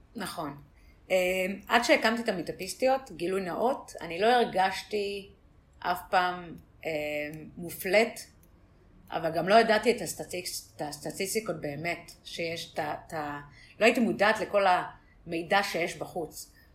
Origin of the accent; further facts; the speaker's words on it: Tel Aviv, Tel Aviv District, Israel; also born or lived in San Francisco; אני מתל אביב